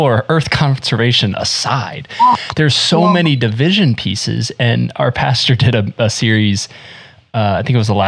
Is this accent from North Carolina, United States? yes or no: yes; Central North Carolina, United States; also born or lived in South Florida; now in Midwest, United States; I lived in South Florida, I was born in South Florida, moved to North Carolina, and we moved there